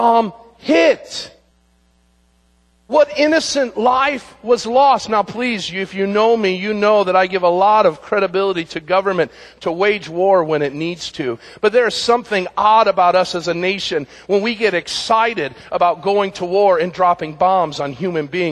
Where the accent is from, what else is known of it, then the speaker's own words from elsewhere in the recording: United States; we as Americans and even as American Christians